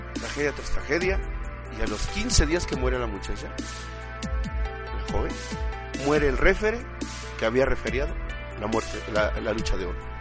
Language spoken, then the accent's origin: Spanish; Chihuahua, Mexico; also born or lived in Temascalcingo, State of Mexico; la ciudad de donde, yo, este, yo crecí, en Chihuahua